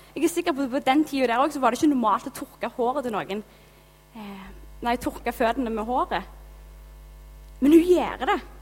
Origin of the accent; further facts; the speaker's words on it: Gilja, Rogaland, Norway; also born or lived in Haugesund; now in Karmøy, Norway; Jeg kommer fra Gilja